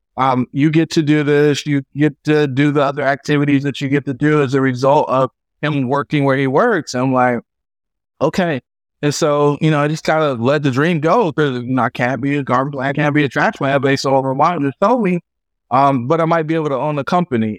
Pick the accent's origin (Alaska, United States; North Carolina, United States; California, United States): North Carolina, United States; Fayetteville; I grew up in Fayetteville, North Carolina, the son of a soldier and a stay at home mom.